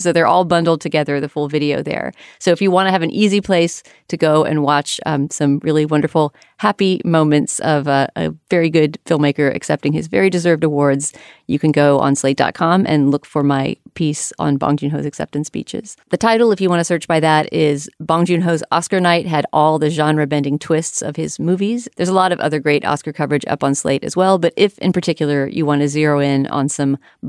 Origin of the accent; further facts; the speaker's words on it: New York, United States; I mean, even as a New Yorker, I just get sick sometimes of, let's watch a new sitcom.